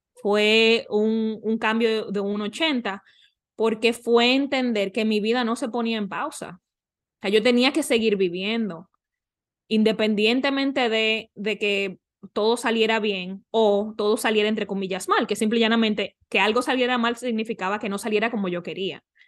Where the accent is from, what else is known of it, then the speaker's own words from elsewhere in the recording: Dominican Republic; now in North Carolina, United States; en República Dominicana, ahora mismo vivo en Carolina del Norte con mi pareja